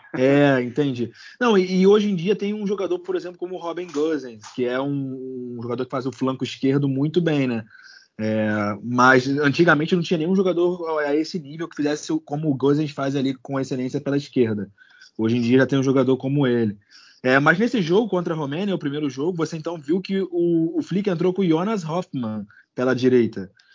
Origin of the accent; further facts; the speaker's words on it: Rio de Janeiro, Brazil; nós que somos cariocas